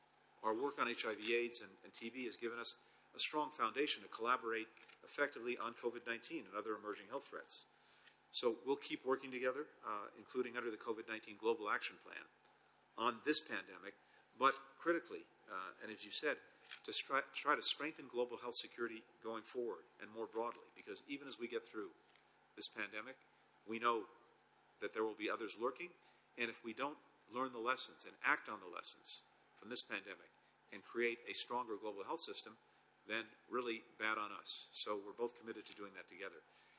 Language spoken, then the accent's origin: English; United States; as an American